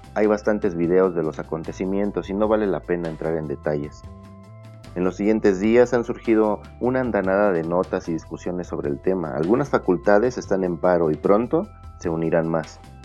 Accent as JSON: {"language": "Spanish", "country": "Mexico", "said": "como universitarios, como mexicanos"}